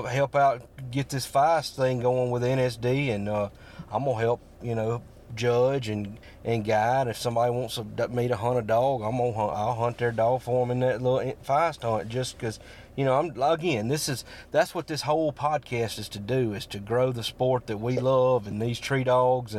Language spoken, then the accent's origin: English; Morton, United States; my hometown, Morton